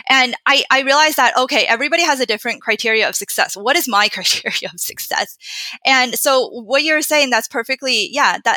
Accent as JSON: {"language": "English", "country": "United States", "tie": "born or raised there", "said": "growing up in Western culture"}